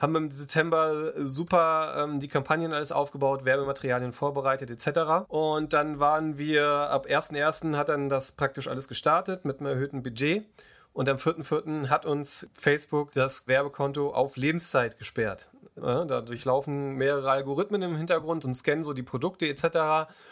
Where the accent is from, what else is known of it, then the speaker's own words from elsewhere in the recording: Kassel, Hesse, Germany; ich komme aus Kassel